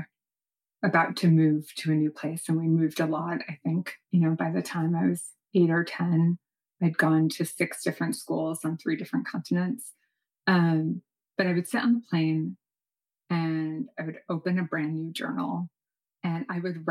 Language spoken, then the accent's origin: English; New York City, New York, United States; I was born in New York City